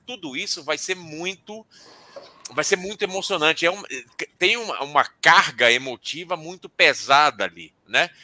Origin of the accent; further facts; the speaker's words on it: Bahia, Brazil; eu sou baiano, eu sou torcedor do Vitória